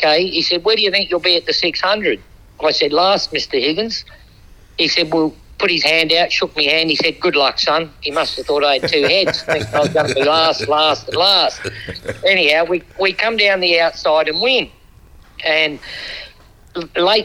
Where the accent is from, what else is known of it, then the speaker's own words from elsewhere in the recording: New Zealand; moved away as an adult; also born or lived in Lower Hutt, Wellington; now in Australia; being a Kiwi